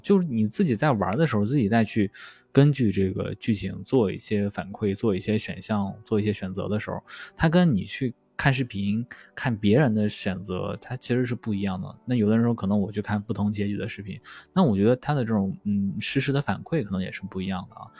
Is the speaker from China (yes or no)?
yes; Shandong, China; 我是一个山东人嘛，所以山东就那个地方就人多啊，人多就大家就卷